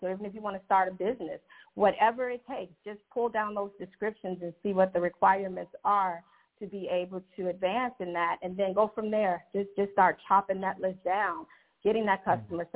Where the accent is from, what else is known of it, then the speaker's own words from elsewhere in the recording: Chicago, Illinois, United States; moved away as an adult; now in Georgia, United States; I am originally from Chicago, the Chicagoland area, and I'm very new to the Georgia area